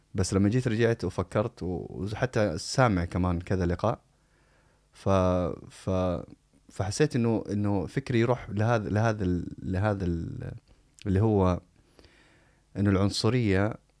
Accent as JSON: {"language": "Arabic", "country": "Saudi Arabia", "tie": "born or raised there", "also_born_or_lived": "United States", "accent": "Saudi", "moved": "yes", "said": "انا انسان مولود في السعوديه بمعنى انه هذه هذه لهجتي"}